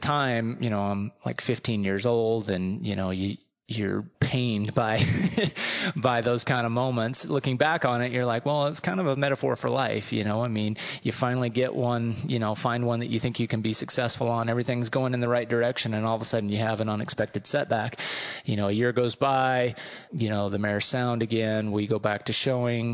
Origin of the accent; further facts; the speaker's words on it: California, United States; growing up in California